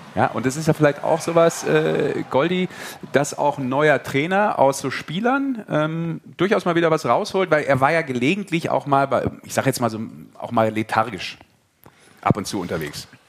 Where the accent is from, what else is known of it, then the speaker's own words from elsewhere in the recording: Rhineland, Germany; als Rheinländer